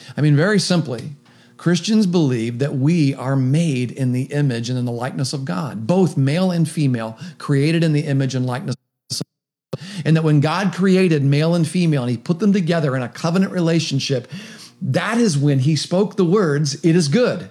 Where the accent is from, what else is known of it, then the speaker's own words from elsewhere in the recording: Meigs County, Ohio, United States; now in Athens County, United States; I'm living in Athens County. I grew up in Meigs County.